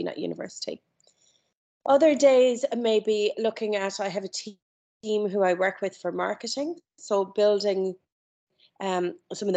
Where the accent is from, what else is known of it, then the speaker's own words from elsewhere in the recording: Ireland; moved away as an adult; also born or lived in London; I grew up in Ireland, grew up in a very small town